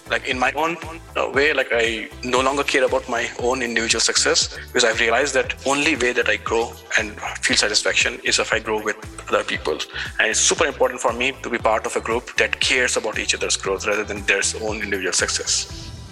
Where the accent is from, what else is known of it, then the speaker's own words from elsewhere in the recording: India; moved away as an adult; also born or lived in Switzerland; now in Silicon Valley, United States; I was raised in India uh, for the first 20 years of my life.